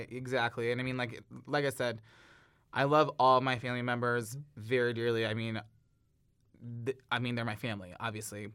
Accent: St. Ann, Missouri, United States; I grew up in North County, Saint Ann

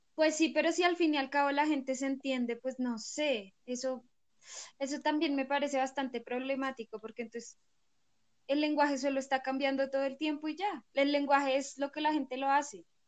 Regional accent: Colombia; Acá en Colombia

